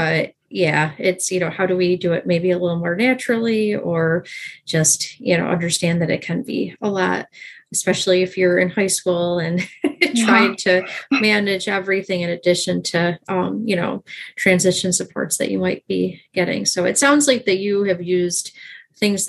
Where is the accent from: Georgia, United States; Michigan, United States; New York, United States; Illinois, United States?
New York, United States; I'm from New York